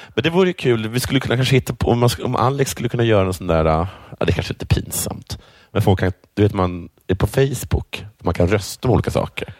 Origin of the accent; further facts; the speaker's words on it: Sweden; Jag svarar svensk